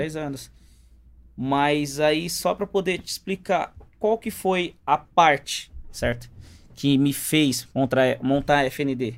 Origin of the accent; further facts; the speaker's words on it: São Paulo, Brazil; also born or lived in Paraíba; eu nasci em São Paulo